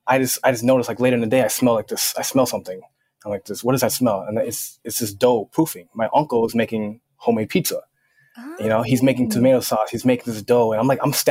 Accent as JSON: {"language": "English", "region": "Minnesota", "country": "United States", "tie": "born or raised there", "said": "I actually grew up in Minnesota"}